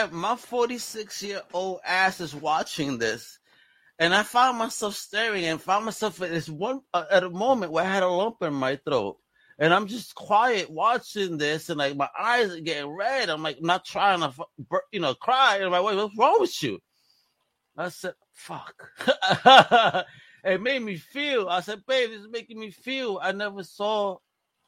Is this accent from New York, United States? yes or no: yes; New York City, New York, United States; Growing up in Brooklyn, I grew up with so many poor white boys